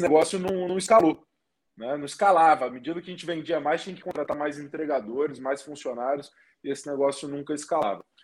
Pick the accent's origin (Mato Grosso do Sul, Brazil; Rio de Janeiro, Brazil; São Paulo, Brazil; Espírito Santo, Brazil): Espírito Santo, Brazil; eu sou lá do Espírito Santo, tenho vinte e nove anos hoje